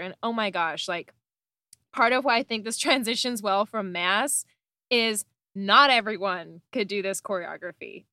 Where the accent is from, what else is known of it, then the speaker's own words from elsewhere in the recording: Canada; I'm Canadian